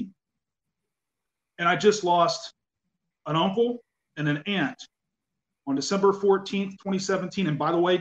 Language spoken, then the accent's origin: English; outside of Mansfield, Ohio, United States; moved away; I'm originally from outside of Mansfield, Ohio